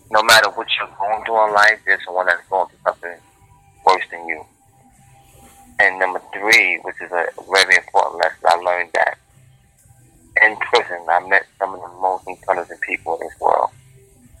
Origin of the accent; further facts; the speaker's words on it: New York City, New York, United States; I was born and raised in Harlem, New York.